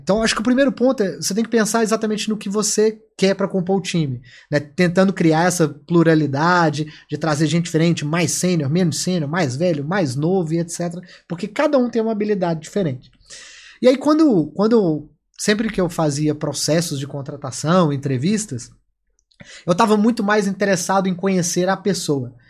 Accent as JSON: {"language": "Portuguese", "region": "Minas Gerais", "country": "Brazil", "said": "como bom mineirinho"}